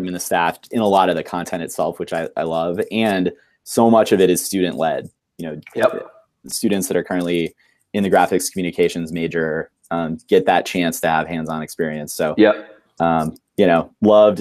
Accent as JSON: {"language": "English", "town": "Hudson", "region": "Ohio", "country": "United States", "tie": "born or raised there", "said": "we both grew up in the same town in Hudson, Ohio."}